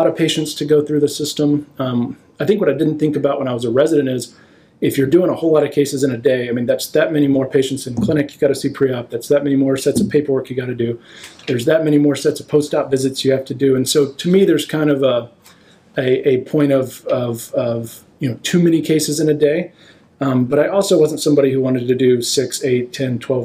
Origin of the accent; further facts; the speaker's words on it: Texas, United States; moved away as an adult; also born or lived in Chapel Hill, North Carolina / Michigan; now in Providence, United States; I grew up in Texas, a small town